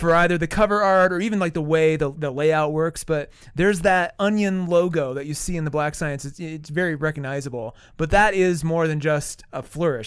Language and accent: English; South Dakota, United States; moved away; I grew up in South Dakota where, you know, we have a lot of reservations